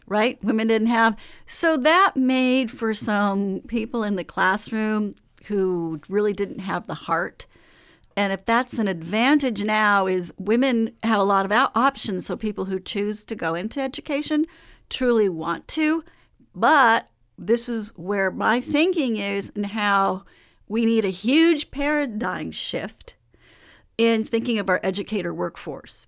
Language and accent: English; Oakland, California, United States; grew up in Oakland, so I went through the Oakland public school system in sixties and seventies